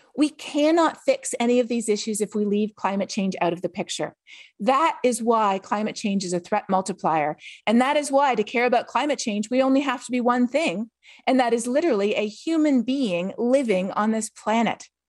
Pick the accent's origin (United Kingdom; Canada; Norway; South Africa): Canada; I'm from Canada.